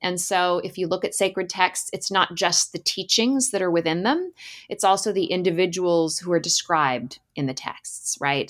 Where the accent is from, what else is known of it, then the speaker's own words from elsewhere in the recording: Alaska, United States; So I grew up in Alaska and spent a lot of time playing in the woods in the summers